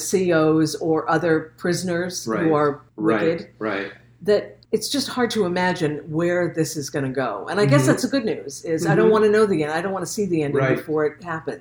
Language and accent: English; United States; we grew up in the United States